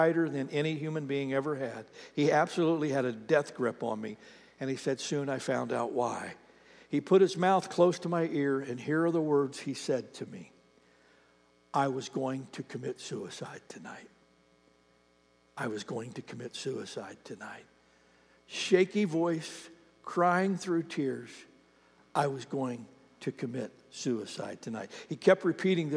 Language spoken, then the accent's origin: English; Ohio, United States; moved away; I have a friend that I grew up with back in Ohio